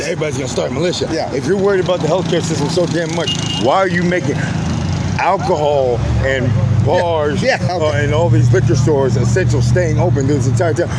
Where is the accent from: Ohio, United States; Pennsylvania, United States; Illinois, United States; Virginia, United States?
Virginia, United States; Virginia Beach; moved away; i was born in Virginia Beach, Virginia. Tri- okay. Uh, went to Indian River High School.